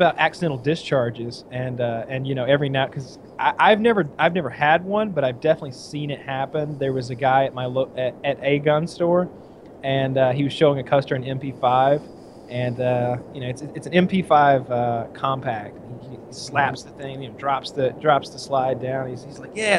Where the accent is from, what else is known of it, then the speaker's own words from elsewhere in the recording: United States; as an American